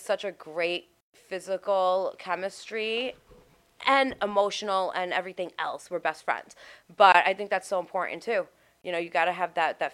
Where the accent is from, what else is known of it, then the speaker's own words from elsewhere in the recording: New York City, New York, United States; I'm from Staten Island